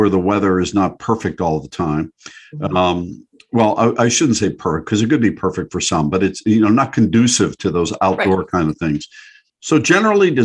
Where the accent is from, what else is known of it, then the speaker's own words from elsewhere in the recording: Pittsburgh, Pennsylvania, United States; moved away; I grew up in Pittsburgh area